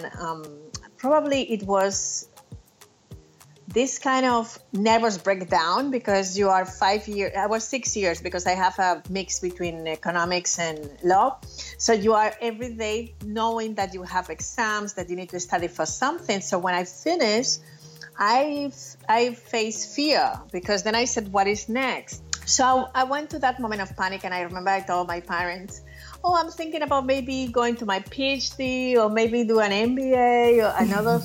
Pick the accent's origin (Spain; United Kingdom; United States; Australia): Spain; Valencia, Valencian Community; moved away as an adult; I was born in Valencia in Spain. My family comes from Equatorial Guinea. Basically, I spent 24 years of my life living in Spain